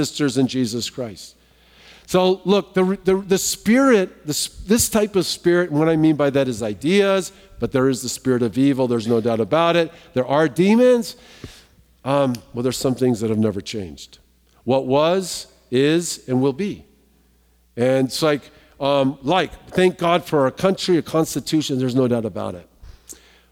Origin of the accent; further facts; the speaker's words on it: Southern California, United States; I'm from Southern California